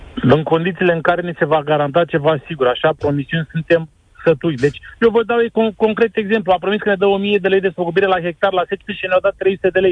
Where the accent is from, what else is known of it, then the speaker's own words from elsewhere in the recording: Brăila, Brăila County, Romania; Eu uh, sunt din Brăila